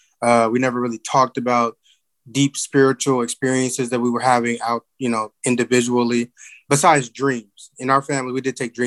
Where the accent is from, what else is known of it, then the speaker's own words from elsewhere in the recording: Portland, Oregon, United States; also born or lived in Chicago, Illinois; In like the mid-90s, my dad got a job out in Portland, so we all moved out here.